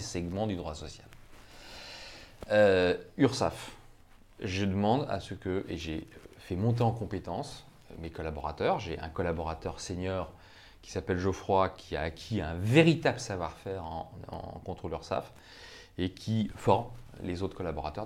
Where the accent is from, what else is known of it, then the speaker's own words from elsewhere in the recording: Brittany, France; je suis breton